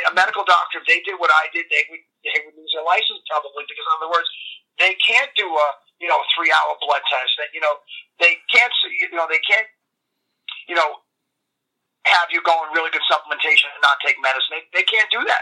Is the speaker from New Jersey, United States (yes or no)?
no; New York, United States; accent: New York